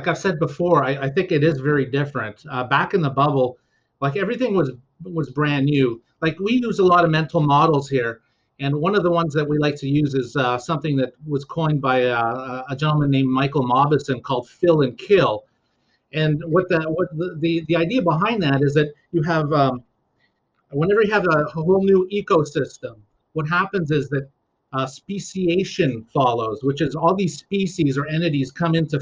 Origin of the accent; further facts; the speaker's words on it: Dorval, Quebec, Canada; moved away; I grew up in Dorval